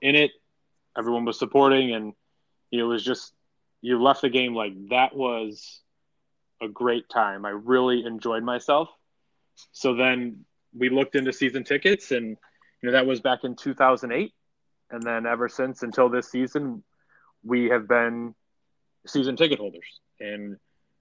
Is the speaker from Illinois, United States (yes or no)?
yes; Chicago, Illinois, United States; a team that was in my hometown